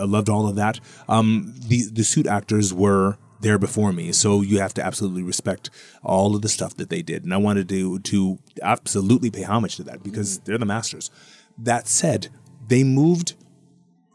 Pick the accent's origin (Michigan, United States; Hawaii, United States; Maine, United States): Hawaii, United States; I grew up in Hawaii